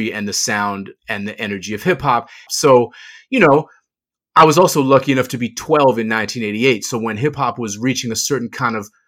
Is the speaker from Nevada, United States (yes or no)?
no; Boston, Massachusetts, United States; I'm from Boston